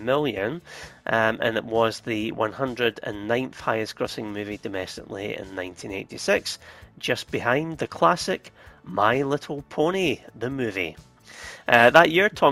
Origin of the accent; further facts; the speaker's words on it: Scotland, United Kingdom; being Scottish as well, Highlander